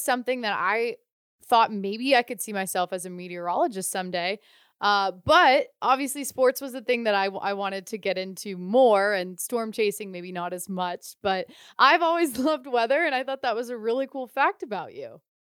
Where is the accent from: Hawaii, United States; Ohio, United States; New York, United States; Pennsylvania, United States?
Ohio, United States; now in California, United States; I'm from Ohio. I grew up in the Midwest